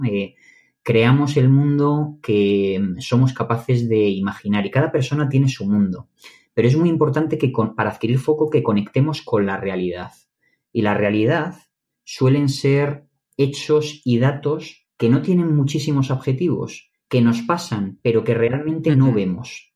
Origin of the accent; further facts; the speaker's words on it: Madrid, Community of Madrid, Spain; Yo soy de Madrid